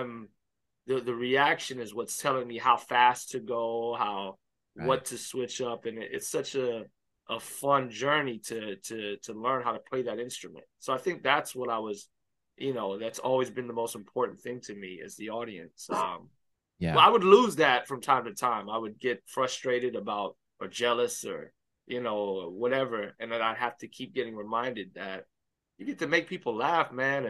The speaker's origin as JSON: {"language": "English", "town": "Miami", "region": "Florida", "country": "United States", "tie": "born or raised there", "said": "I grew up in Miami Baptist Church."}